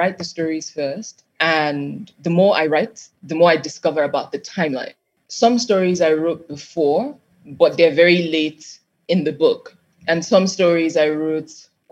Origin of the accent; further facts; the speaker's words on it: Nigeria; Growing up in Nigeria